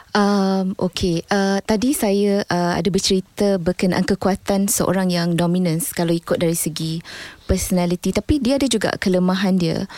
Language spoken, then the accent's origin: Malay; Melaka, Malacca, Malaysia; also born or lived in Muar, Johor / United Kingdom; saya ni orang Melaka.